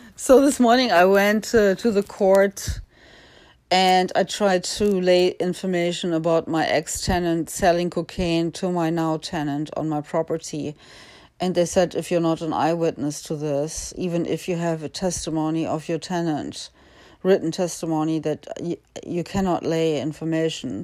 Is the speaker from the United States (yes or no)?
no; Germany; I was born in Germany.